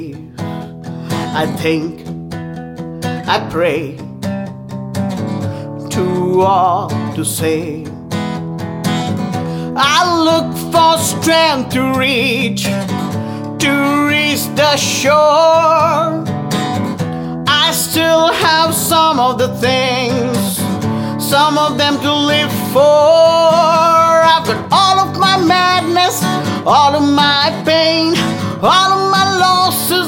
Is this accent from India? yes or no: yes; India; now in Nashville, United States; back in India